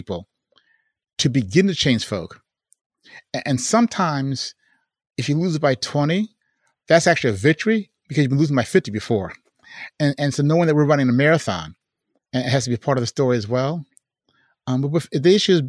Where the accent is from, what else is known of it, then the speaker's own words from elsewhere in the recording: Chicago, Illinois, United States; I'm from Chicago.